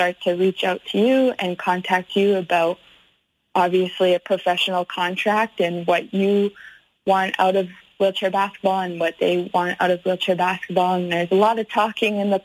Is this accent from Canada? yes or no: yes; Canada; moved away as an adult; also born or lived in Alabama, United States; now in Germany; being a Canadian